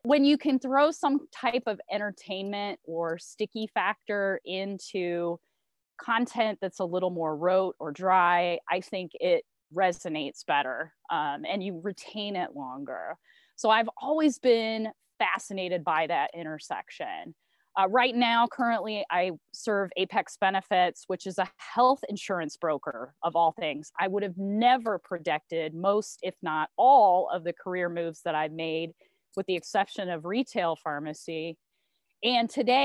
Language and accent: English; Indiana, United States; also born or lived in Philadelphia; I am a Midwesterner. Grew up in Indiana, and I currently live in Indiana as well